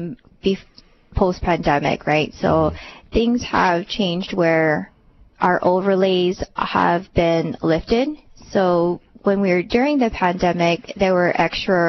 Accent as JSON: {"language": "English", "area": "Oahu", "region": "Hawaii", "country": "United States", "tie": "born or raised there", "said": "I was born and raised on Oahu."}